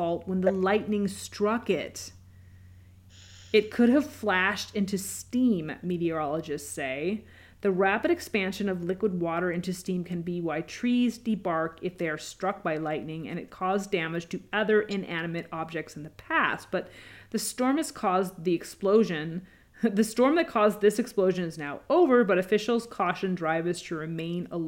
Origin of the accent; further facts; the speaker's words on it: Washington, United States; also born or lived in California; now in Illinois, United States; growing up in Washington State and even California